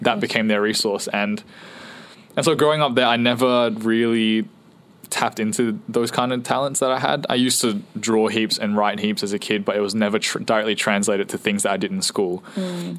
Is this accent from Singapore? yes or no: yes; Singapore; moved away; so we were all born in Singapore, and I grew up the longest in Singapore, and so I went to school the longest in Singapore